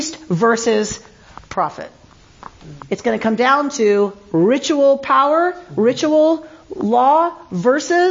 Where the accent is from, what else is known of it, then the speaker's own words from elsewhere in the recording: United States; I'm American